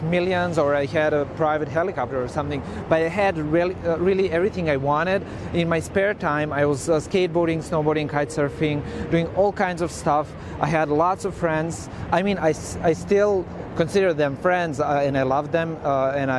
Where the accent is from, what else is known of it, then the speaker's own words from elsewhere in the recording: Osijek, Osijek-Baranja County, Croatia; moved away as an adult; also born or lived in Zagreb; I grew up in Croatia in Osijek. That's my hometown.